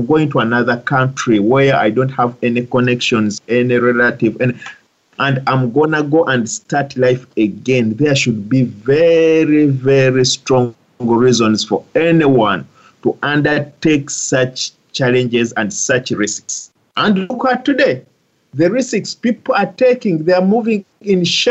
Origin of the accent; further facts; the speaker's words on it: Uganda; also born or lived in Dubai, United Arab Emirates; now in United States; I come from Uganda